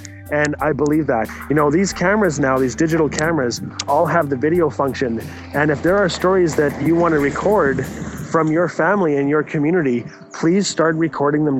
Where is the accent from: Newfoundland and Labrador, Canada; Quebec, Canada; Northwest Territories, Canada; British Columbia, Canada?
Northwest Territories, Canada; Fort Smith; I am Tli Cho from Fort Smith, Northwest Territories